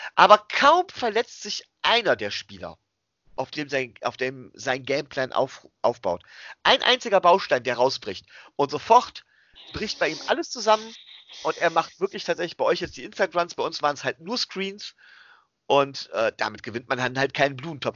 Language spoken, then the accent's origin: German; Germany; wir kommen hier aus Deutschland